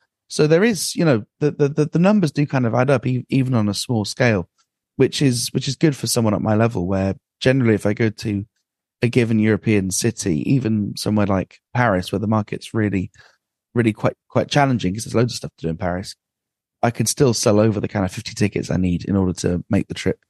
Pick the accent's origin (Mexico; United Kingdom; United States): United Kingdom; Aberdeen, Scotland; Well, originally Aberdeen, but actually I'm... that doesn't work.